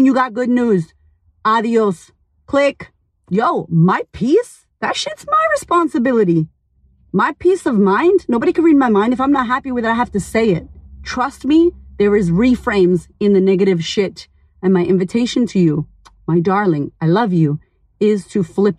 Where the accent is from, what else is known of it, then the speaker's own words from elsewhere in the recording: United States; now in Australia; I live in Australia, but I'm American as fuck